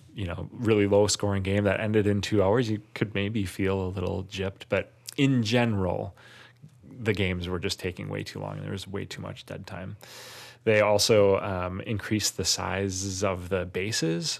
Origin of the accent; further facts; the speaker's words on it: Wisconsin, United States; I'm not from Milwaukee, but I'm from Wisconsin.